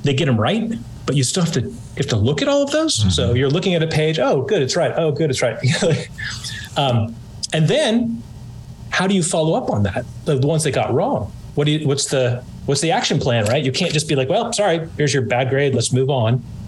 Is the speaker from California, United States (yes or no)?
yes; California, United States; excuse the rad, I'm from California.